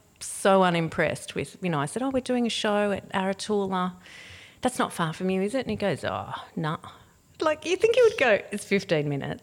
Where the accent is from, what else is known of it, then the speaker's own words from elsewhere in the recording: Canberra, Australian Capital Territory, Australia; Well, I grew up in Canberra